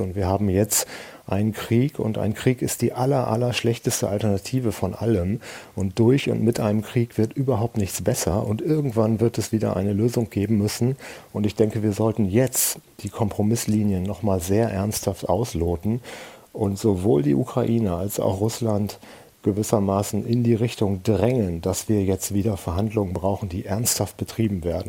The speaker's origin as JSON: {"language": "German", "country": "Germany", "said": "wir als Deutsche"}